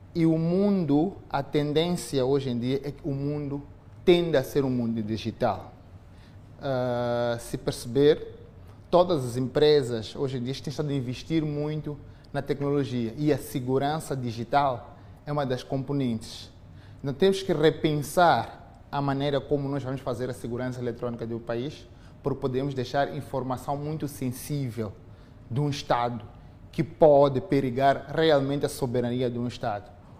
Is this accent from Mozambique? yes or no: yes; Mozambique; nós, como moçambicanos